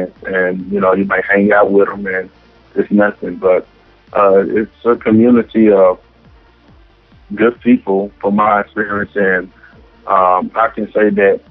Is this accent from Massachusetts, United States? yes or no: no; Dallas, Texas, United States; also born or lived in Jonesboro, Arkansas; I was the average kid growing up in Oak Cliff.